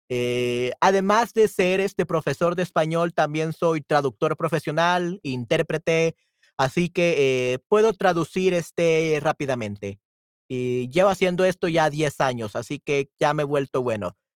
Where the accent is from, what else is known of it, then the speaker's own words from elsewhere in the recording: El Salvador; No, no, no soy peruano.